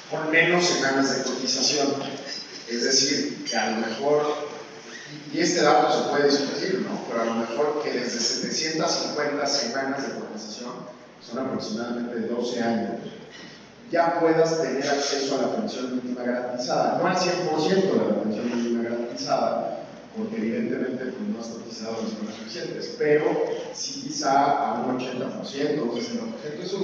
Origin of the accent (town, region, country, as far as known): Mexico